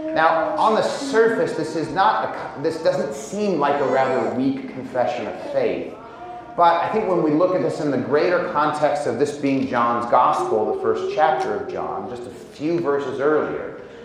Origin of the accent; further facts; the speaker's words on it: Indiana, United States; I'm from Indiana.